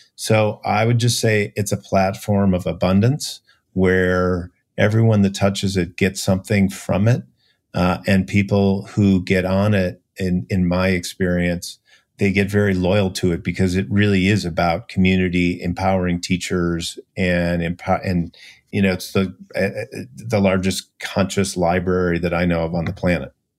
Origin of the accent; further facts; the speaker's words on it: Minneapolis, Minnesota, United States; I grew up in Minneapolis, so no whales or dolphins anywhere close